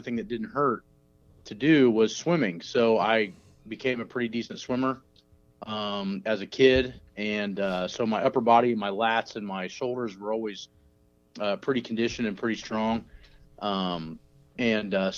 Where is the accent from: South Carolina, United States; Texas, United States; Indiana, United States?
Indiana, United States; Muncie; I grew up in Muncie, Indiana, which is a little bit north of Indianapolis.